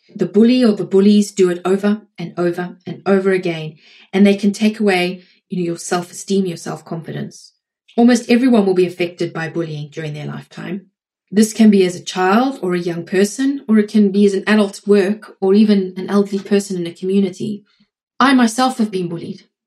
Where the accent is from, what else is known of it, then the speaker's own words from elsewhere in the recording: South Africa; now in United States; I'm in the US, I'm South African